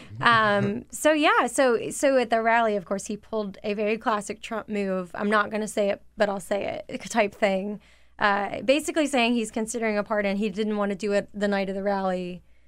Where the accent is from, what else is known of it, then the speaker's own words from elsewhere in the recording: a Confederate state, the South, United States; I did grow up in a state that broke away because of the Civil War